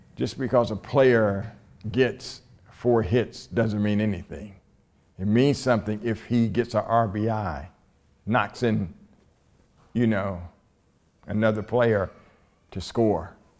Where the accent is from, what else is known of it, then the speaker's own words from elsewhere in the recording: Columbus, Ohio, United States; this all black high school in Columbus, Ohio, in my hometown